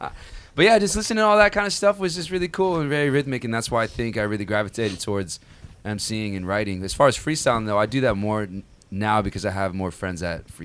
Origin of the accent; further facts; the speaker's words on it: Rancho Santa Margarita, California, United States; I grew up in Rancho Santa Margarita. So that's like Mission Viejo area. I don't know if y'all know where that's at, but... not a lot of hip-hop out there.